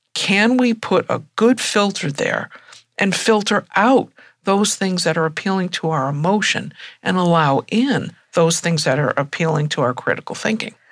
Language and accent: English; United States; being an American